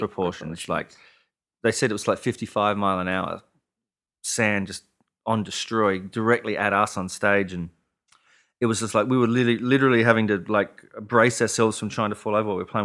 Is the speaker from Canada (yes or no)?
no; Adelaide, South Australia, Australia; moved away as an adult; also born or lived in Austin, Texas / Nashville; my hometown of Adelaide